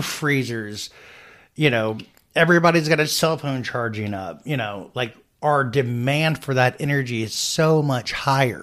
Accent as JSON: {"language": "English", "country": "United States", "said": "we're modern American adults"}